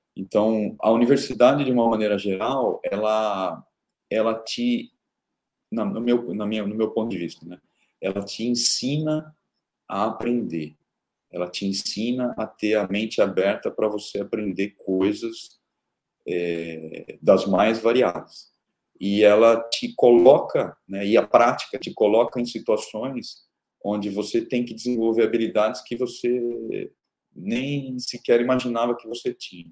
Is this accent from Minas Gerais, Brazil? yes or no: no; Araraquara, São Paulo, Brazil; eu nasci em Araraquara, interior de São Paulo, no Brasil